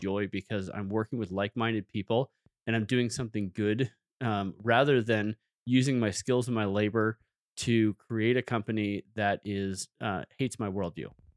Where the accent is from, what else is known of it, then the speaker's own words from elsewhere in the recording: San Francisco Bay Area, California, United States; moved away as an adult; now in Moscow, Idaho, United States; I grew up in the San Francisco Bay Area